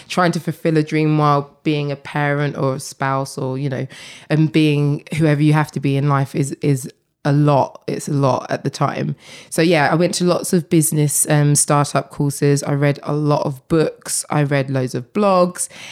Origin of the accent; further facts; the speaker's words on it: Essex, East of England, United Kingdom; I grew up in Essex